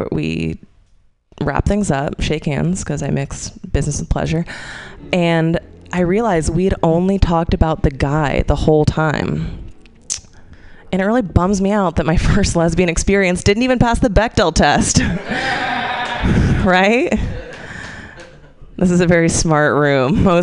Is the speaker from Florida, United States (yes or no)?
yes; Tampa, Florida, United States; now in San Francisco, United States; I grew up in Florida for 17 years in Tampa